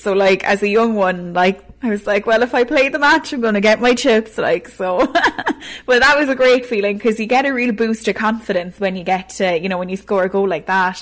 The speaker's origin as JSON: {"language": "English", "town": "Ballygarvan", "region": "Munster", "country": "Ireland", "tie": "born or raised there", "said": "I'm from Cork, I live in Cork, and I don't plan to leave Cork"}